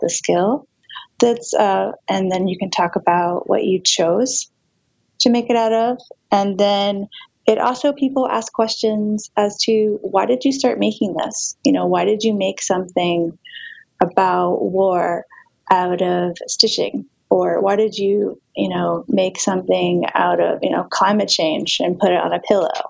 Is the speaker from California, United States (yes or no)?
no; Charlotte, North Carolina, United States; I grew up in Charlotte, which for a long time was seen as a very conservative banking town